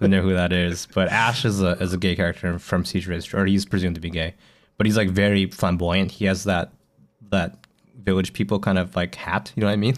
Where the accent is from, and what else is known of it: Canada; now in Japan